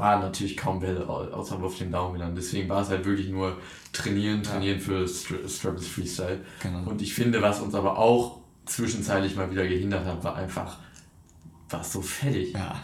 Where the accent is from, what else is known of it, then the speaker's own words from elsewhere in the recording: Düsseldorf, North Rhine-Westphalia, Germany; zwei Jungs aus Düsseldorf